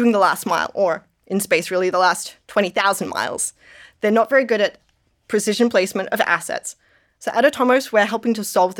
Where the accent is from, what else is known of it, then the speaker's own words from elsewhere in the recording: Australia; now in Denver, United States; I'm Australian living in Denver